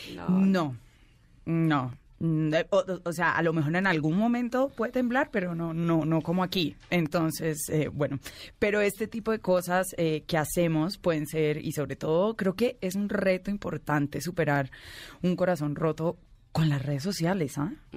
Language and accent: Spanish; Colombia; incluso como colombiana